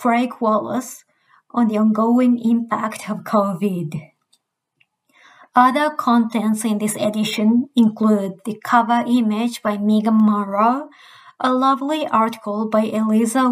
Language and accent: English; Japan; now in Canberra, Australia; I grew up in Japan